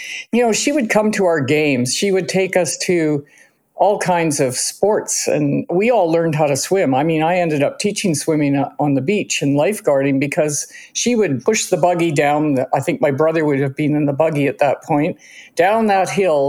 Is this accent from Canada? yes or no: yes; Cranbrook, British Columbia, Canada; born there; I was born in Cranbrook and Kay was born at Royal Columbian